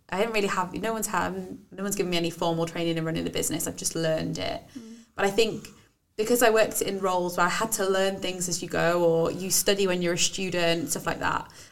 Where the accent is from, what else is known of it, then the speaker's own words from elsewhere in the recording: Wales, United Kingdom; accent: Welsh/Brummie; my family say, You sound really Welsh. Oh, and like, so my accent changes a lot.